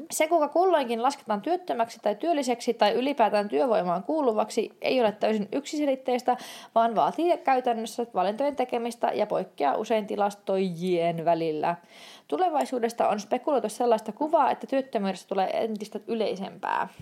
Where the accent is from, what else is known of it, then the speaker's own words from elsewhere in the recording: Turku, Southwest Finland, Finland; moved away as an adult; also born or lived in Tampere / Lapland; olin turkulainen